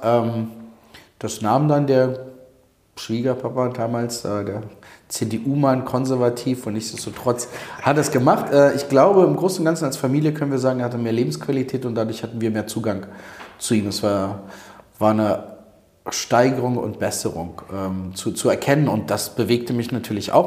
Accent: Berlin, Germany; also born or lived in Odessa, Ukraine (Soviet Union); gebürtig aus Odessa, Sowjetunion damals, bin als äh, Zweijähriger nach West-Berlin gekommen

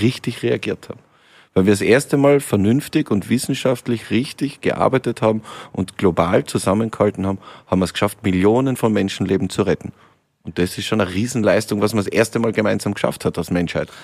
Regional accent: Lienz, Tyrol, Austria; now in Vienna, Austria; aus meiner Heimat, aus Osttirol, aus Lienz

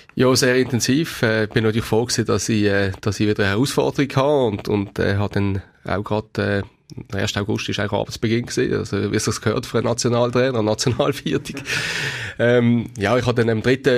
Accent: Basel, Basel-Stadt, Switzerland; als Basler

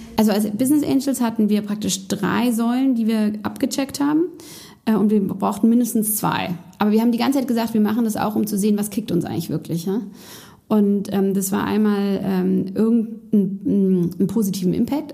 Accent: Berlin, Germany; bin in meine Heimatstadt Berlin zurückgezogen

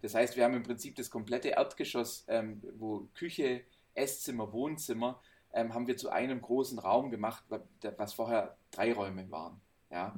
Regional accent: Swabia, Baden-Württemberg, Germany; now in Heilbronn, Germany; ich als Schwabe

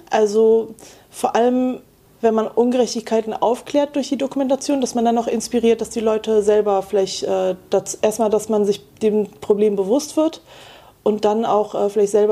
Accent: Wuppertal, North Rhine-Westphalia, Germany; in meiner Heimat Wuppertal gab es das Medienprojekt Wuppertal

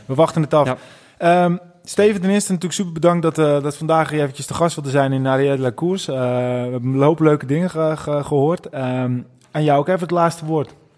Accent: North Holland, Netherlands; wij zijn ook echte Noord-Hollanders

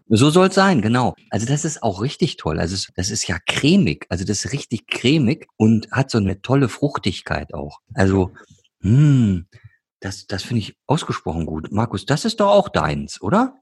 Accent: Ruhr area, North Rhine-Westphalia, Germany; ich komme ja aus dem Ruhrgebiet

